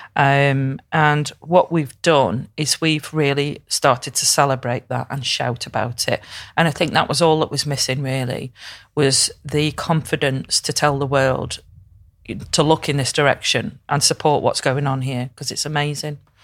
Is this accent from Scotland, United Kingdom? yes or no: no; Crewe, North West England, United Kingdom; now in Liverpool, United Kingdom; I'm from Crewe up the road